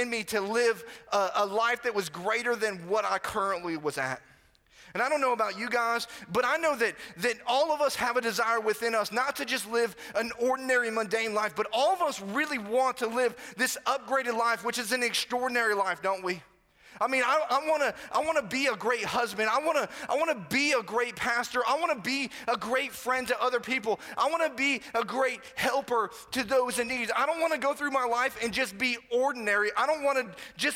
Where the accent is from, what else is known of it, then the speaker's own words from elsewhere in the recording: Florida, United States; moved away; I pretty much grew up on the other coast of Florida